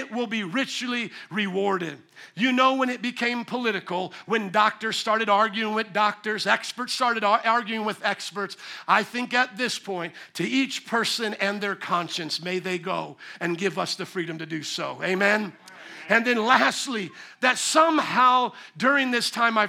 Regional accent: Indiana, United States; moved away; Indiana, my home state

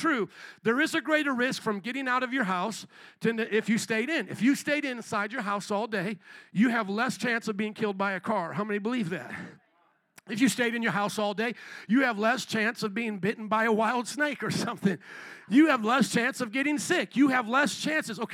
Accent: United States; We as American citizens

